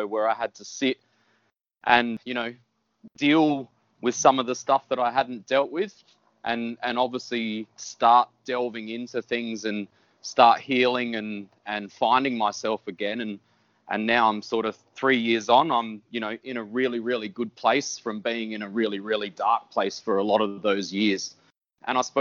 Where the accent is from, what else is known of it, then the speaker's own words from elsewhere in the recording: Whyalla, South Australia, Australia; moved away; I'm just a country boy. I grew up in Wyala. I was there until I was about 17.